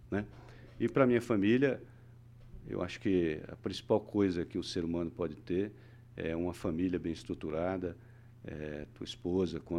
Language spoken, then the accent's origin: Portuguese; Northeast Region, Brazil; also born or lived in Southeast Brazil; venho de uma cultura diferente mesmo mesmo sendo brasileiro vim do nordeste tudo bem, passei anos pelo Sudeste, hoje estou aqui no Paraná.